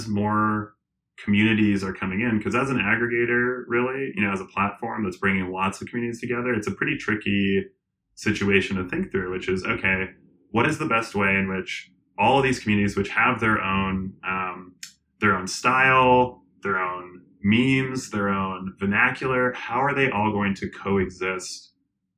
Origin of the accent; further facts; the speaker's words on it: Colorado, United States; I'm from Colorado